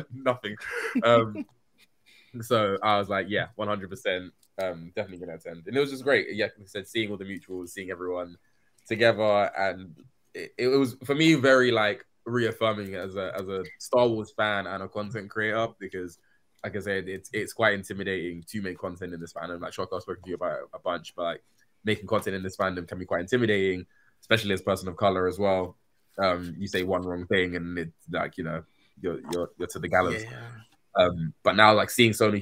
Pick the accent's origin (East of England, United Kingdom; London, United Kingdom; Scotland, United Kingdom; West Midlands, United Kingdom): London, United Kingdom; my hometown of London, England